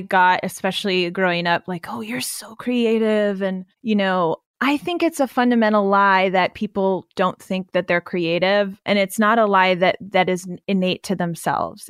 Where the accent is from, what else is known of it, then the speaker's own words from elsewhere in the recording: Pennsylvania, United States; I grew up in Amish country in the middle of Pennsylvania